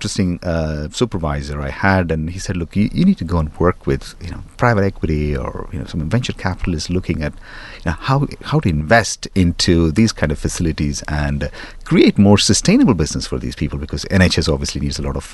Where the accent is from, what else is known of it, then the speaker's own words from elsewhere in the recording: India; moved away as an adult; now in London, United Kingdom; I grew up in India